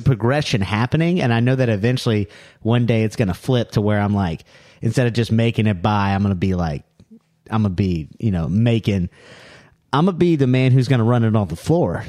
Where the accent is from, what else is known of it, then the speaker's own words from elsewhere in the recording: Louisiana, United States; I'm from New, I'm from, uh, New Orleans